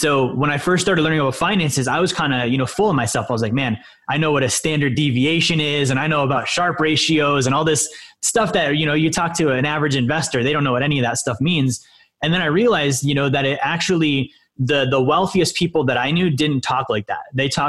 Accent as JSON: {"language": "English", "region": "Alaska", "country": "United States", "tie": "born or raised there", "also_born_or_lived": "Montana", "said": "I was born in Montana, and then my dad, he was military. So we moved up to Alaska when I was about five."}